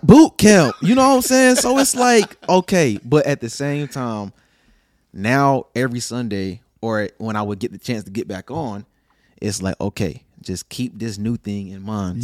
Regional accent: Lillington, North Carolina, United States; born or raised there; also born or lived in Fayetteville, North Carolina

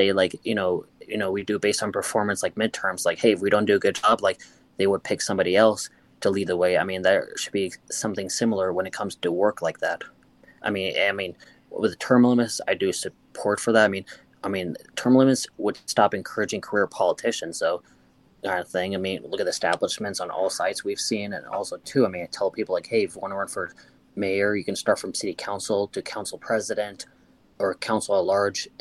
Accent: United States; we're all Americans

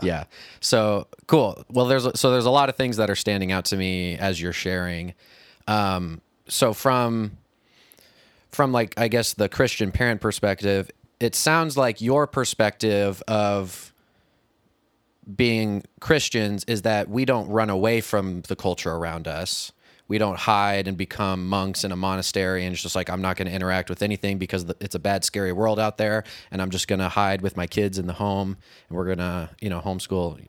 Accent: Kirksville, Missouri, United States; I went to college in my hometown

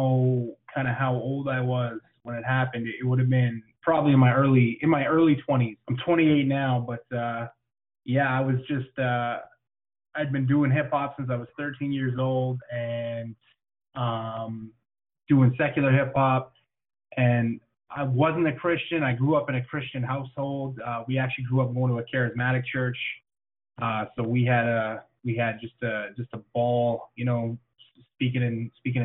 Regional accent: Canada; I am Canadian, and it is freezing up here.

